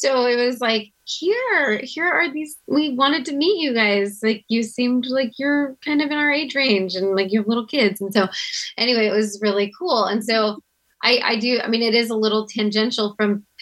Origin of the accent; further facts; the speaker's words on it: outside of Houston, Texas, United States; I grew up outside of Houston